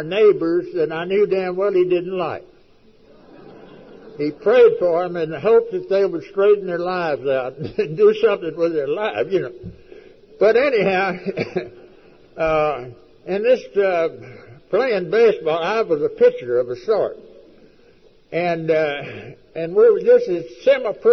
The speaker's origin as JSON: {"language": "English", "region": "West Texas", "country": "United States", "tie": "born or raised there", "said": "I was raised out in West Texas, a sorry damn country"}